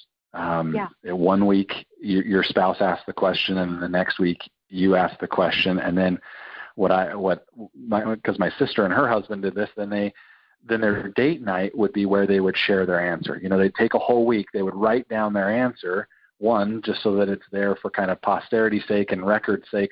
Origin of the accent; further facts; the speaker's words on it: Utah, United States; my whole family being, growing up in Utah, they're not drinkers.